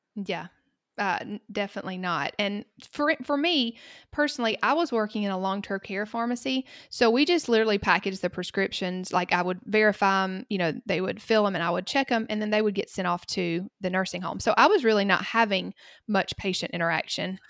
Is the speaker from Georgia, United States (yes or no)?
yes; Cochran, Georgia, United States; accent: Southern; I live in a very small town called Cochrane in the middle of the state of Georgia, and this is where I grew up